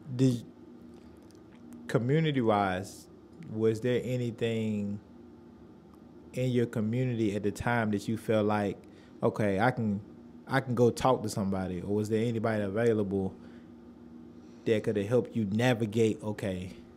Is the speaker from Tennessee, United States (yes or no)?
yes; Nashville, Tennessee, United States; originally from Nashville